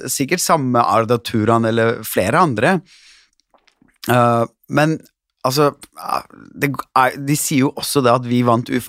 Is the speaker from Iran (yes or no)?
no; Konya, Turkey; Og jeg er fra Konja.